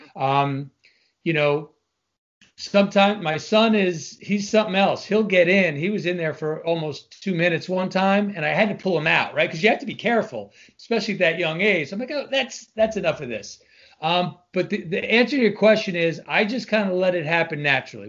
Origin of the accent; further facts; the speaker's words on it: Long Island, New York, United States; moved away as an adult; I'm originally from Long Island, New York, which all Long Islanders are always proud to put out there up front